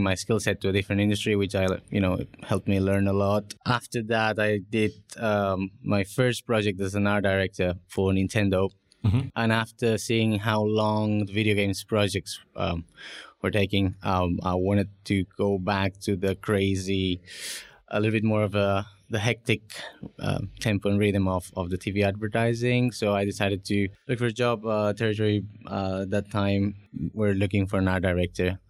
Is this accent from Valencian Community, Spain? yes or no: no; Barcelona, Catalonia, Spain; moved away as an adult; now in United Kingdom; So I'm originally from Barcelona, I studied multimedia design.